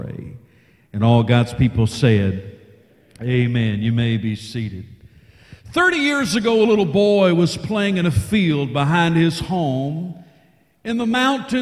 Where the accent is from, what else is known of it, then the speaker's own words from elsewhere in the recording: Arkansas, United States; also born or lived in Texas; I'm from the great state of Arkansas